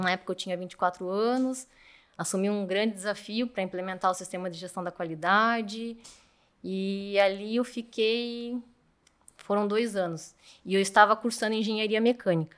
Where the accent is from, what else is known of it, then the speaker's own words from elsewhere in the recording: Curitiba, Paraná, Brazil; eu sou de Curitiba